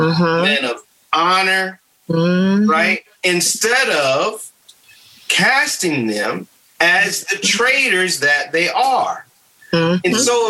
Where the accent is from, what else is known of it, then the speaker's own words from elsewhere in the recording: Michigan, United States; now in North Carolina, United States; when I came down here from Michigan to North Carolina and people were like, you like grits? I didn't know Northerners like grits.